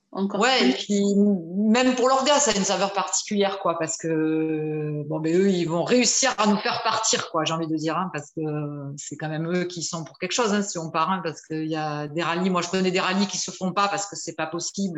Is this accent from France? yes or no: yes; Bordeaux, Nouvelle-Aquitaine, France; je suis de Bordeaux, j'ai 54 ans